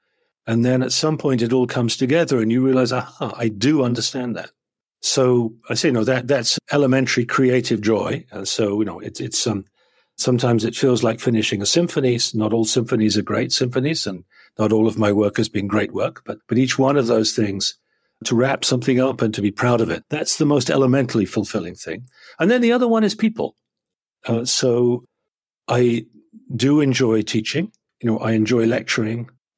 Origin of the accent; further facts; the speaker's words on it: England, United Kingdom; particularly being English, India has a kind of a certain natural connection, as does Hong Kong. So, you know, so as an Englishman, I can travel to Hong Kong